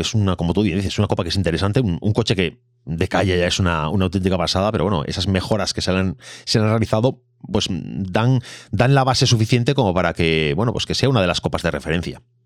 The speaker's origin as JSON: {"language": "Spanish", "region": "Galicia", "country": "Spain", "said": "como gallego"}